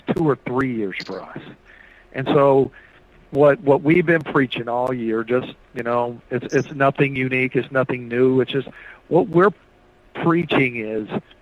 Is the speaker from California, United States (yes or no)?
no; Noblesville, Indiana, United States; also born or lived in Bloomington, Indiana / Lawrence, Indiana; I'm from Indiana. I grew up in Lawrence and Noblesville, and I was born in Bloomington